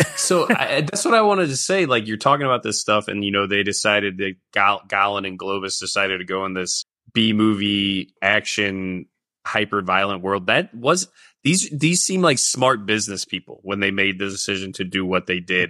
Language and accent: English; St. Louis, Missouri, United States; growing up in Saint Louis